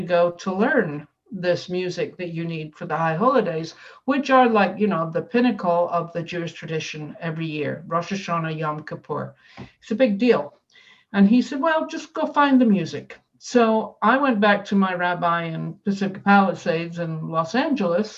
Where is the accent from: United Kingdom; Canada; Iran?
United Kingdom; Scotland; moved away; as a child on the steps of my tenement building, growing up in Scotland